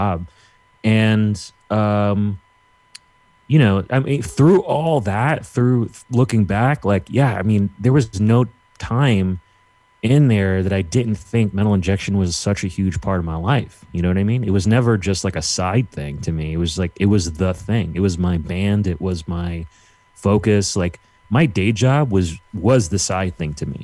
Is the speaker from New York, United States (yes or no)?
yes; New York City, New York, United States; I'm from New York City